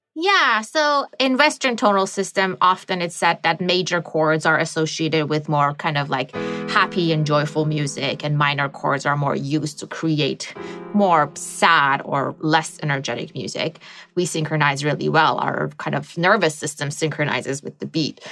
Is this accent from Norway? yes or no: no; Iran; moved away; I grew up in the Middle East